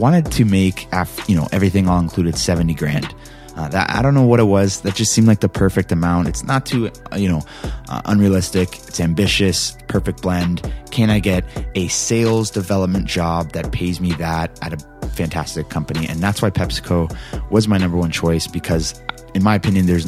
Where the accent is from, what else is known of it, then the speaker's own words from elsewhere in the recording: Canada; I'm Canadian